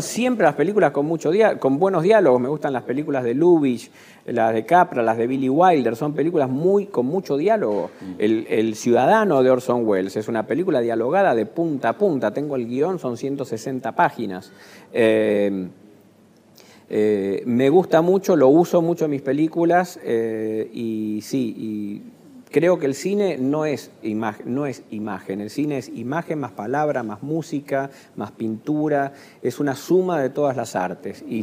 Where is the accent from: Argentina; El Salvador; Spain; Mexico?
Argentina; me siento argentino, ya viví mucho tiempo me reconozco como argentino